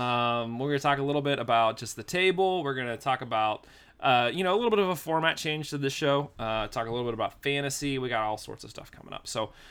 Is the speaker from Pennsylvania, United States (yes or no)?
yes; Pittsburgh, Pennsylvania, United States; I'm just like, yeah, I'm from Pittsburgh. Great. Thanks.